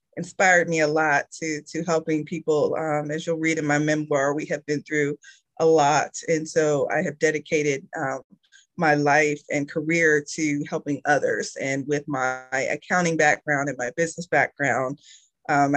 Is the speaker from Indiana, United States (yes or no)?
yes; Indiana, United States; moved away as an adult; now in Georgia, United States; I was born and raised in Indiana